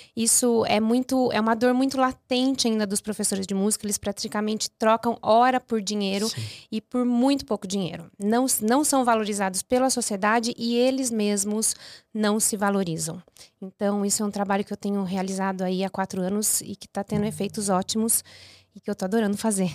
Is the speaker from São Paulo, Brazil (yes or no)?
yes; Piracicaba, São Paulo, Brazil; estudei num conservatório muito muito bom lá na minha cidade, que hoje não existe mais, o Conservatório Dramático e Musical de Piracicaba